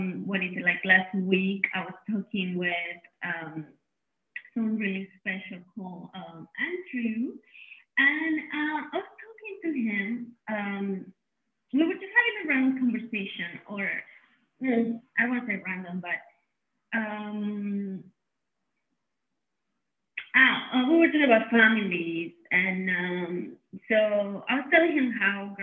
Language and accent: English; Mexico City, Mexico; was born and raised in Mexico City.